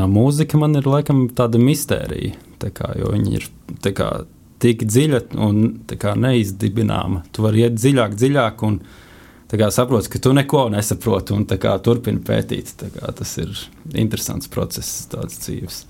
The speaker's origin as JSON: {"language": "Latvian", "region": "Riga", "country": "Latvia", "moved": "as an adult", "lives_now": "Rēzekne, Latvia", "said": "esmu čilis no Rīgas"}